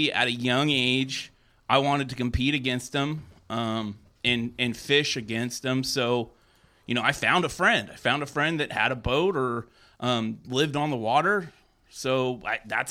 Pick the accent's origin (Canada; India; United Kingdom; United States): United States; Oakley, California; I grew up in Oakley bass fishing